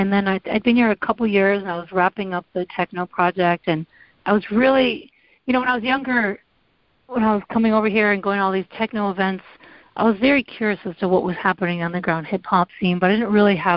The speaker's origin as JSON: {"language": "English", "town": "Windsor", "region": "Ontario", "country": "Canada", "tie": "born or raised there", "also_born_or_lived": "Iowa City, Iowa", "moved": "as an adult", "lives_now": "Michigan, United States", "said": "born and raised in Windsor."}